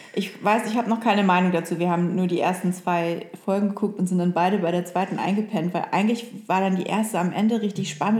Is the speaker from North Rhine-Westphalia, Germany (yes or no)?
no; Oldenburg, Lower Saxony, Germany; born or raised there; moved away